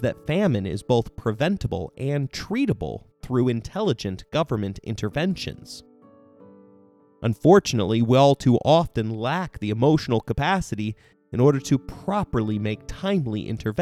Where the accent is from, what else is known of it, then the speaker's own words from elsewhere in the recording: United States; I live a middle-class lifestyle in America